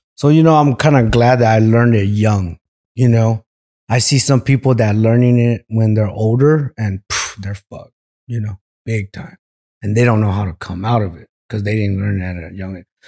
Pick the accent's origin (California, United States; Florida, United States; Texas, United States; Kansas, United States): California, United States; Merced; also born or lived in Visalia, California; I was born in Visalia, California, and, um, we moved out to Merced when I was two years old. So, stayed there all my life until I got a little older